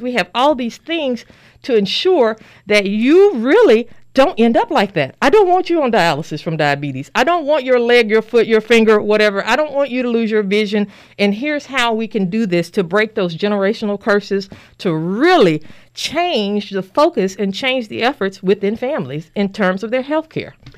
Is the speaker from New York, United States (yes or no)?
no; Little Rock, Arkansas, United States; moved away as an adult; also born or lived in Pearlglow, Arkansas; now in Danville, United States; I'm originally from Little Rock, Arkansas. Um, I was born there, raised, educated, did my medical school training and residency there.